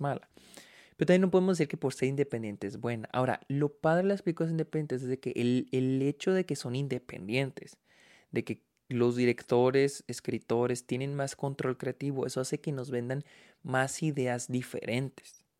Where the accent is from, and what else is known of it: Mexico